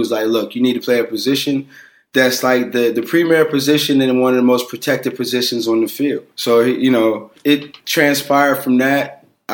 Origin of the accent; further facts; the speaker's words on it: Aliquippa, Pennsylvania, United States; The high school from my hometown